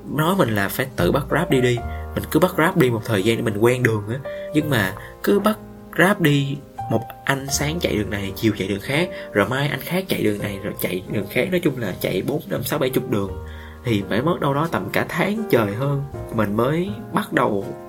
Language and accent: Vietnamese; Vietnam; moved away as an adult; now in Ho Chi Minh City, Vietnam; ở trên sài gòn vài ba tháng rồi về quê một lần mình sẽ trân trọng được những cái điều ở quê hương của mình hơn nói quê vậy nó cũng ở sát bên thôi